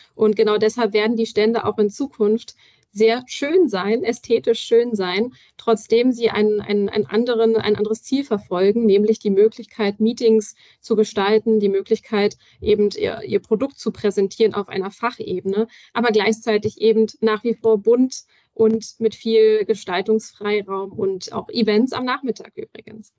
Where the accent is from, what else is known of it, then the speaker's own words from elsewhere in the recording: Berlin, Germany; Ich persönlich als Berlinerin kenne das natürlich auch